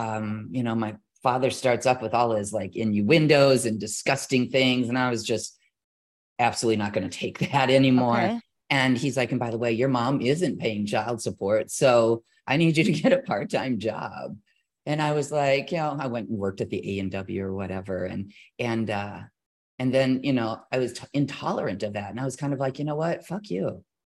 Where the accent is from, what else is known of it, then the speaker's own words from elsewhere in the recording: California, United States; Now, if you remember, I'm this girl from California.